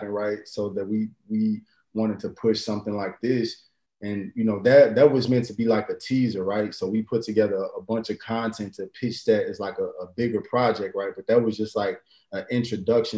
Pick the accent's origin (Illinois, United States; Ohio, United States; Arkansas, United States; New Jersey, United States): Illinois, United States; Chicago; me growing up in Chicago